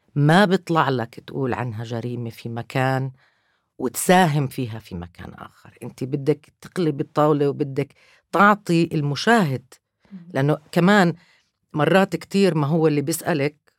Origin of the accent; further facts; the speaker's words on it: Palestine; أنا كفلسطينية